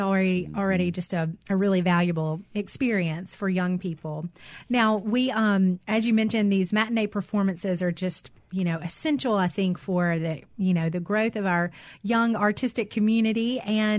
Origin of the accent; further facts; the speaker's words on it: the Mississippi Delta, United States; I grew up in the Delta